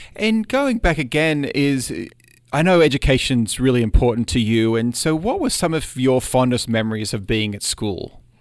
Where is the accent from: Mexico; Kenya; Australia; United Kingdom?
Australia; moved away as an adult; now in United States; I'm an Australian citizen